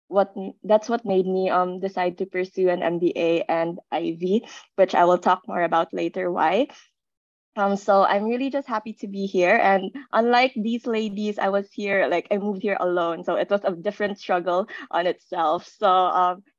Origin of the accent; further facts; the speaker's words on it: Philippines; moved away as an adult; now in Canada; I'm from the Philippines